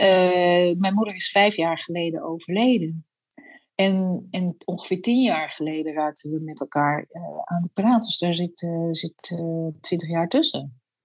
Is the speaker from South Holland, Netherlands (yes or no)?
no; a Frisian village, Friesland, Netherlands; het Friese dorp waar ik ben geboren